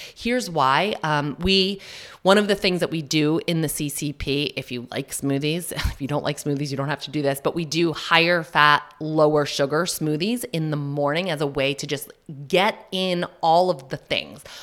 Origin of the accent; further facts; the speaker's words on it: New Hampshire, United States; also born or lived in Massachusetts; I'm from Mass in New Hampshire. I say that just because my, um, mom's side and my dad's side, both from Massachusetts, That's where I was born. We didn't move to New Hampshire until I was, mm, maybe in second grade